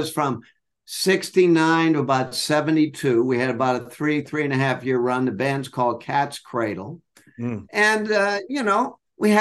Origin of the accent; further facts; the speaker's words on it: Boston, Massachusetts, United States; in Boston, Massachusetts, September 1950